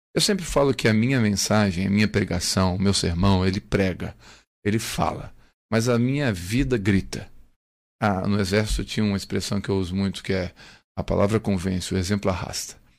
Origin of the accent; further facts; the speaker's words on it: Criciúma, Santa Catarina, Brazil; also born or lived in Três Corações, Minas Gerais / Belo Horizonte; Em 99 voltei para Criciúma, né? Sou da terra, queria voltar para minha terra já